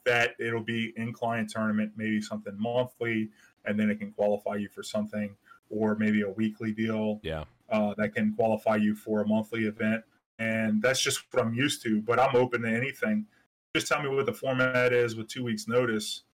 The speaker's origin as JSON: {"language": "English", "town": "New Orleans", "region": "Louisiana", "country": "United States", "said": "I'm from New Orleans"}